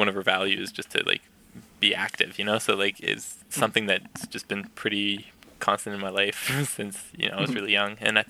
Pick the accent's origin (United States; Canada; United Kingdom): Canada; Yukon; Definitely. I think my, growing up definitely had shaped that for sure.